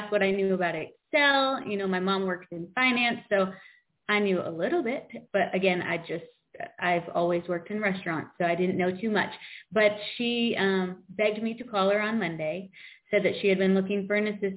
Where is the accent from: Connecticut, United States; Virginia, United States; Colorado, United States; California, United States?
Connecticut, United States; Coventry; now in South Carolina, United States; I grew up in Coventry, Connecticut, which is very small population